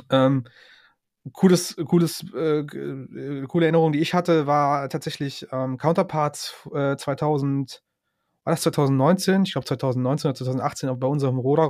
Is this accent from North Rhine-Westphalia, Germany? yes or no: yes; Cologne region and Ruhr area, North Rhine-Westphalia, Germany; wir kommen ja alle aus dem Westen Deutschlands, alles in der Region Köln und Ruhrpott